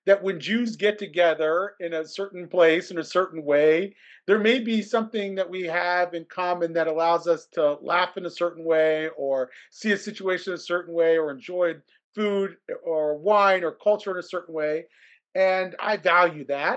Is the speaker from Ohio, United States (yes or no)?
yes; Columbus, Ohio, United States; I grew up in Columbus, Ohio